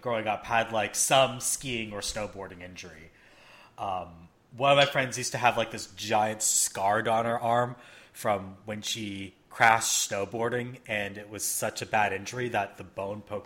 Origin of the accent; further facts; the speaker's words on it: Canada; I grew up in Canada